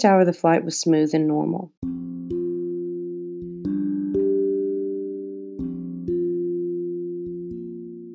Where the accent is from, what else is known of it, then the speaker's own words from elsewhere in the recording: United States; also born or lived in Central America; I'm American, but I was born in Central America, and remember my first plane ride when I moved back to the States.